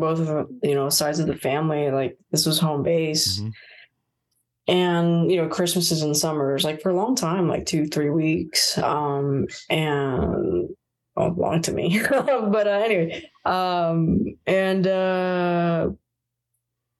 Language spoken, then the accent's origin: English; Puerto Rico; moved away; also born or lived in Florida, United States; I grew up in Puerto Rico and Florida